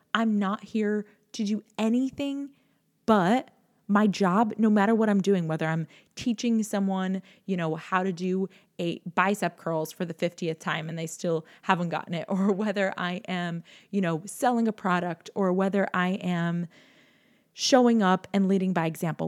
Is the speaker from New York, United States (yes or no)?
yes; New York, United States; I'm from New York